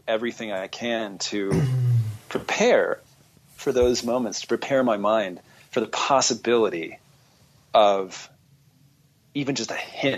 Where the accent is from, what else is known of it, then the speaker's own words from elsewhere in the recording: Southern California, United States; growing up in Southern California